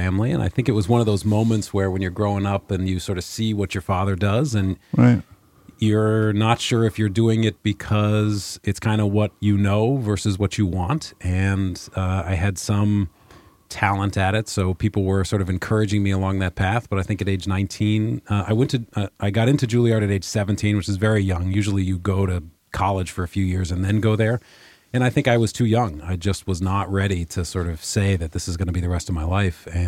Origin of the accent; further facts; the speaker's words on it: New York City, New York, United States; moved away as an adult; also born or lived in Maine; now in Portland, United States; I grew up in New York City